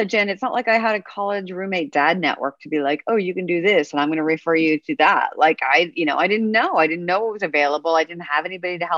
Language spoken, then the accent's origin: English; Pacific Northwest, United States; I am from the Pacific Northwest